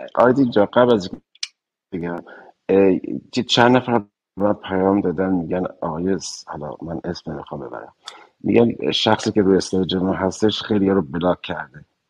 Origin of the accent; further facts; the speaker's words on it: Iran; moved away; هممون به عنوان یک ایرانی